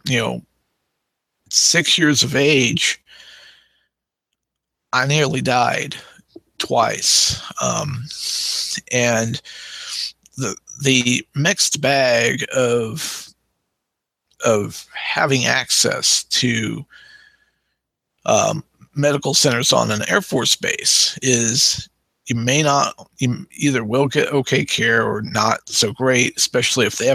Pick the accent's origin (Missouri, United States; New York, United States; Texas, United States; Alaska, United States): Missouri, United States; also born or lived in Arizona; I grew up in Missouri, but I was born in Arizona, Maricopa County, on a military installation that no longer exists.